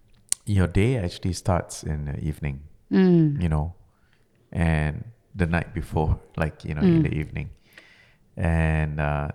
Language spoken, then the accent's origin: English; Malaysia; because, you know, I was originally from Malaysia.